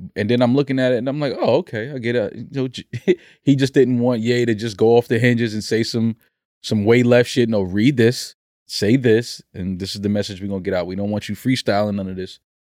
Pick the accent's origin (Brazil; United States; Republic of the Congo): United States; New York City, New York; I've climbed many, many rooftops growing up in the Bronx